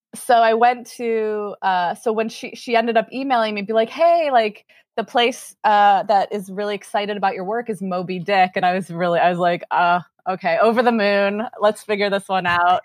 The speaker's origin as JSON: {"language": "English", "town": "Chicago", "region": "Illinois", "country": "United States", "tie": "born or raised there", "also_born_or_lived": "Lawrence, Kansas", "moved": "as an adult", "said": "born and raised in Chicago"}